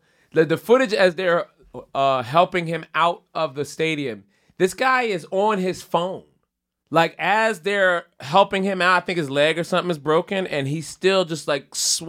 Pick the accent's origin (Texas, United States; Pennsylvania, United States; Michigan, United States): Pennsylvania, United States; Philadelphia; being a Philadelphian